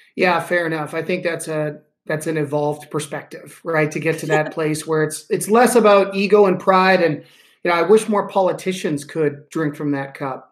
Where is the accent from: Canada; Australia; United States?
Canada; I'm a Canadian.